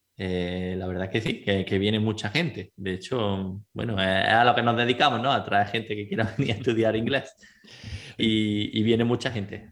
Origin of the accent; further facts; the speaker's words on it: Granada, Andalusia, Spain; accent: Andalusian; first language Spanish; moved away as an adult; now in Malta; de Granada, tengo 29 años, llevo 7 años aquí en Malta